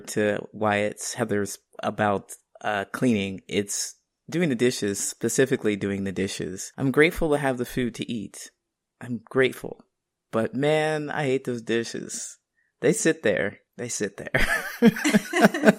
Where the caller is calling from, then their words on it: Chicago, Illinois, United States; I am calling in from Chicago